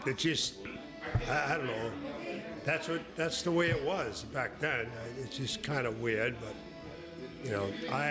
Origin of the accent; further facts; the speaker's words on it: Boston, Massachusetts, United States; also born or lived in Holliston, Massachusetts; I grew up in Jamaica Plain in Boston, Massachusetts